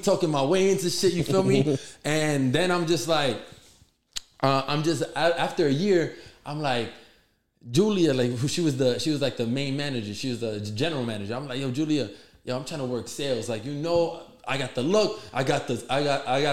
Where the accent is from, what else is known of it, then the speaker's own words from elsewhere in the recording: New York City, New York, United States; also born or lived in Bronx / Hell's Kitchen; when I moved from the Bronx when I was 11, my dad got a super job on 40th Street. And that's how I always lived in this area in Hell's Kitchen